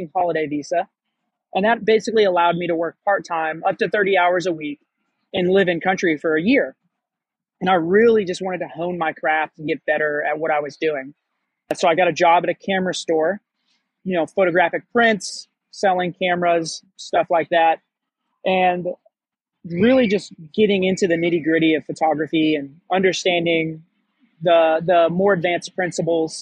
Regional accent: Missouri, United States; moved away as an adult; also born or lived in Hawaii; I grew up in Missouri in the United States

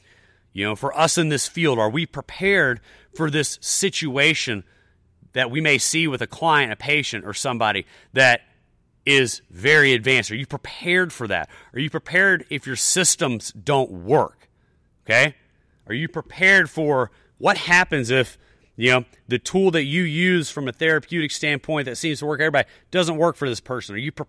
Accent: the South, United States; You know, I'm a Southerner, whatever.

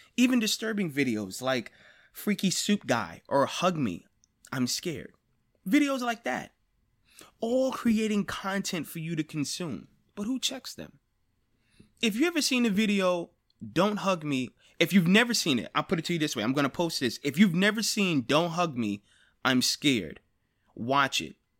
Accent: United States; I am an American

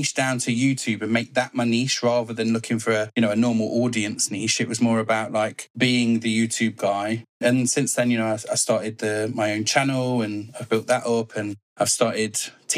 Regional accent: Leicester, East Midlands, United Kingdom; I'm from Leicester in the UK. Sunny Leicester.

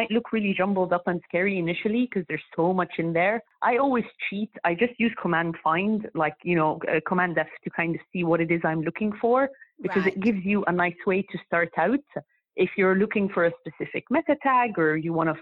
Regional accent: Egypt; moved away as an adult; now in United Kingdom; I'm from Egypt, so I studied that back when I was in Egypt. And then I moved to UK

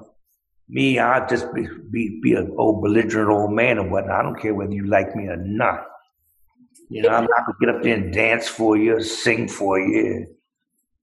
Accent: Philadelphia, Pennsylvania, United States; I'm a Philadelphian.

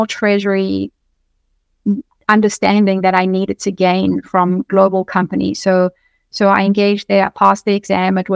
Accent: South Africa; moved away as an adult; now in United States; I come from South Africa. So I moved to the US

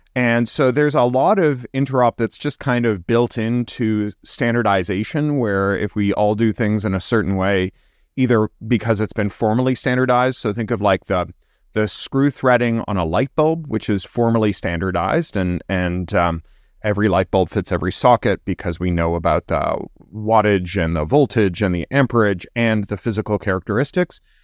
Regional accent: Canada; I'm also Canadian.

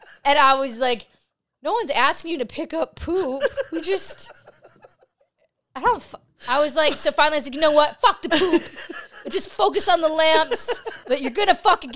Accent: Buffalo, New York, United States; I'm from Buffalo.

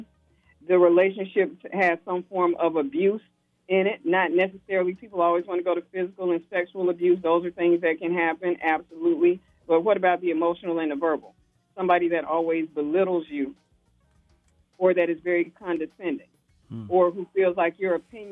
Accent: Alabama, United States; I'm from Alabama

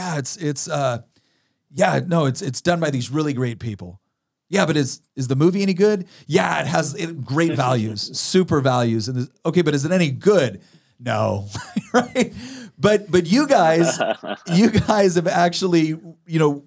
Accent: Chico, California, United States; moved away; We're originally from Chico, California

